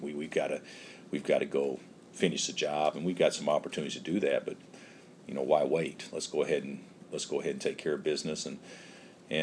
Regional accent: Illinois, United States; now in Kansas, United States; I come from Illinois, where I don't know how many 11 million people or whatever it is live in the state

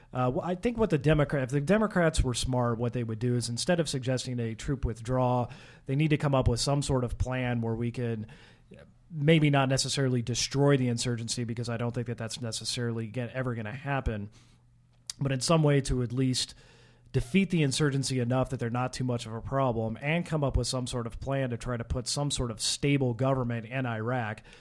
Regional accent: Kansas, United States; I was from Kansas

